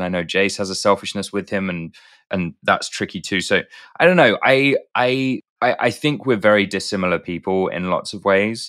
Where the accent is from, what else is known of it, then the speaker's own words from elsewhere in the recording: United Kingdom; That's better than my British accent, and I'm British.